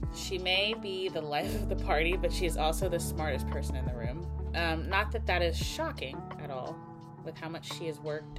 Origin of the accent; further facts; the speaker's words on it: Tennessee, United States; also born or lived in Ohio; now in Los Angeles, United States; I grew up partially in Ohio, and then we moved to Tennessee. But I'm very grateful for having moved out